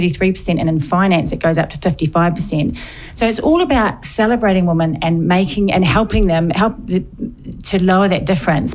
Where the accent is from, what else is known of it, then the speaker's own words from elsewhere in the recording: New Zealand; moved away as an adult; also born or lived in Warley, England; now in England; I'm from New Zealand, and it was all about sport. My sister played netball for New Zealand